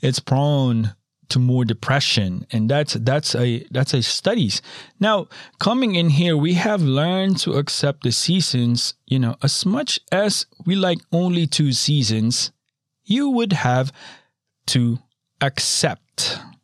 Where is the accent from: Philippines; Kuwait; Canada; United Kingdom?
Philippines; moved away; I'm a tropical boy. I was born in the Philippines